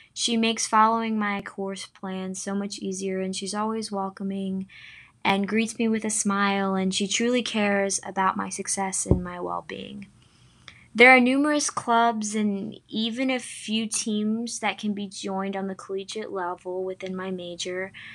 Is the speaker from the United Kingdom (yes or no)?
no; Sapulpa, Oklahoma, United States; I'm from Sepulpa, Oklahoma, which is in the northeast part of the state of Oklahoma